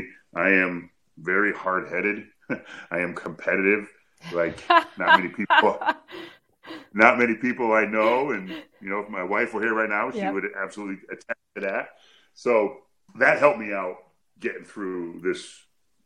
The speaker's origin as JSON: {"language": "English", "region": "Connecticut", "country": "United States", "said": "I'm from Connecticut. I'm about 2.5 hours away by car"}